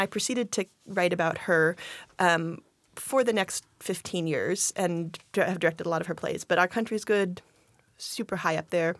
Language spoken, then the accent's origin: English; Longview, Washington, United States; moved away as an adult; also born or lived in Wisconsin / Chicago, Illinois / Eugene, Oregon; now in Tacoma, United States; I grew up in Longview, Washington